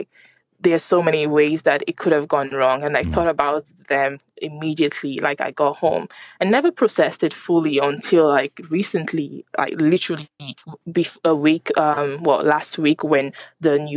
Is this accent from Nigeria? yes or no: yes; Nigeria; moved away as an adult; now in Dublin, Ireland; I am originally from Nigeria, and I'm very proud to be Nigerian